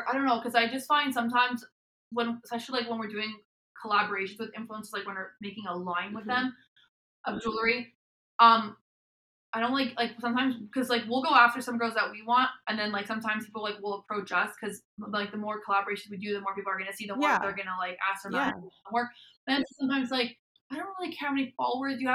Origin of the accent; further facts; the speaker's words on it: Montreal, Quebec, Canada; I'm from Montreal, Canada